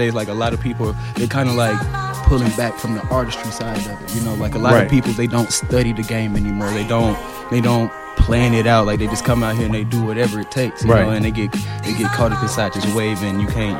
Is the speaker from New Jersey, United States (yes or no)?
no; Atlanta, Georgia, United States; I'm from Atlanta.